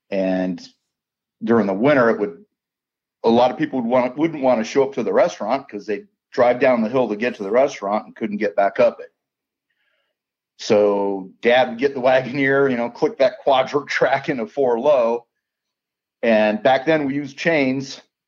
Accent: Luray, Virginia, United States; born there; Originally, I was born in Virginia. My mom and dad lived in Luray, Virginia.

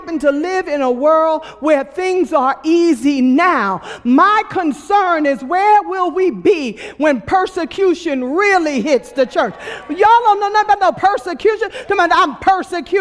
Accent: New York City, New York, United States; I was born and raised in Brooklyn, New York

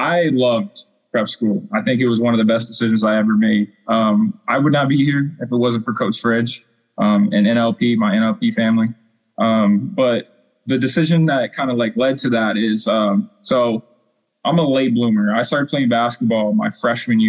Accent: Wichita, Kansas, United States; moved away as an adult; also born or lived in La Junta, Colorado / Indianapolis, Indiana; I'm from Wichita, Kansas

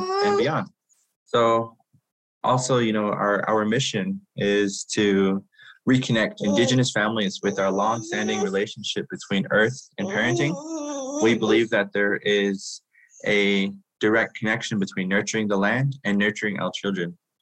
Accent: Shiprock, New Mexico, United States; I am from Shiprock, New Mexico, which is the homelands of my Diné people

